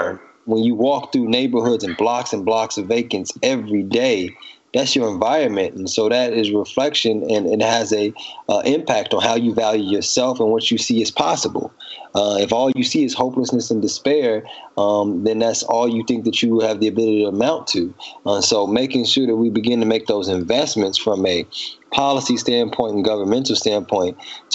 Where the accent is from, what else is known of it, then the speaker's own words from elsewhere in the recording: Chicago, Illinois, United States; moved away as an adult; now in Baltimore, United States; I'm originally from Chicago and Baltimore is home now.